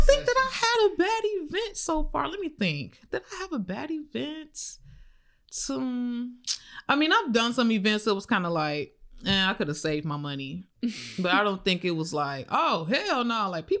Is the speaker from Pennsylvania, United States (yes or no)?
no; Chicago, Illinois, United States; moved away as an adult; also born or lived in Atlanta; now in Florida, United States; I'm from the South Side